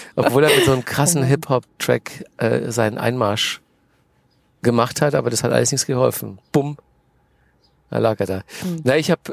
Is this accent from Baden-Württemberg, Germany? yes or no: no; Manching, Bavaria, Germany; moved away as an adult; also born or lived in Nuremberg / Cologne / Munich; now in Berlin, Germany; Groß geworden bin ich in, in der Nähe von Ingolstadt. Das ist ein kleines Dorf, das heißt Manching, so zehn Kilometer von Ingolstadt entfernt. Und da habe ich bis zum Abi gewohnt